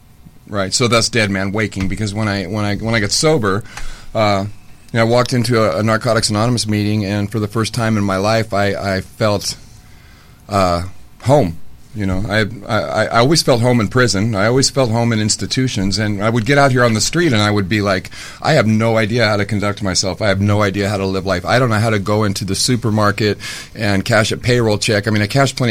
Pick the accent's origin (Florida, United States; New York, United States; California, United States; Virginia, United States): California, United States; Los Angeles; I grew up in Laurel Canyon, and my dad was a hippie